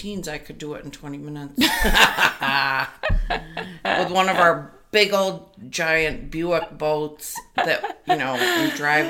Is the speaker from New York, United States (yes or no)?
yes; Binghamton, New York, United States; I grew up in Binghamton, New York. It is in upstate New York, but unlike the name, it actually is just on the border of Pennsylvania.